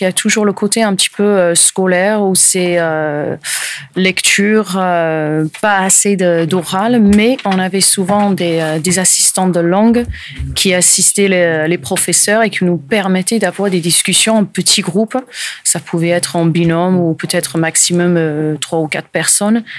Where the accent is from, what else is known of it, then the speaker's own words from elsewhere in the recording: Portsmouth, South East England, United Kingdom; first language English; French is a second language; moved away as an adult; also born or lived in French Alps; now in Landes, France; je suis anglaise, je suis euh, de Portsmouth, au sud de l'Angleterre, où j'ai vécu euh, jusqu'à à peu près 2001